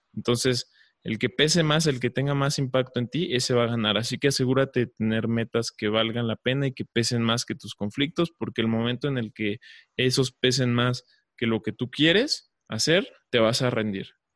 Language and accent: Spanish; Mexico; yo estoy aquí en México